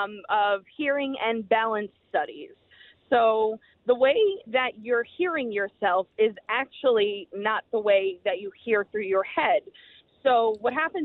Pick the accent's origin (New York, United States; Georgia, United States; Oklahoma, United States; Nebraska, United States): New York, United States; Long Island; now in Rochester, United States; I'm from Long Island, and I listen to you up in Rochester